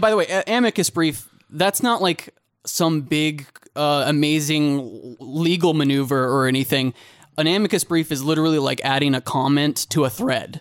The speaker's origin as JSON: {"language": "English", "region": "Kansas", "country": "United States", "said": "I'm from Kansas"}